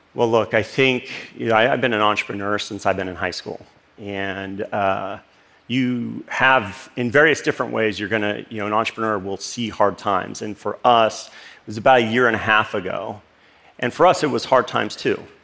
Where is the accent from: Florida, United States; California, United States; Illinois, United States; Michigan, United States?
California, United States; Los Angeles; This is the street where I grew up in Los Angeles, actually a suburb called Northridge, California